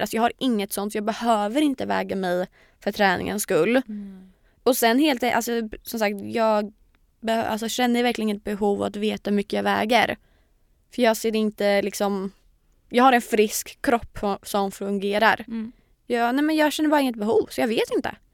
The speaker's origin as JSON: {"language": "Swedish", "town": "Linköping", "region": "Östergötland", "country": "Sweden", "moved": "as an adult", "lives_now": "Stockholm, Sweden", "said": "jag har ju haft en liten period när jag varit hemma i Linköping"}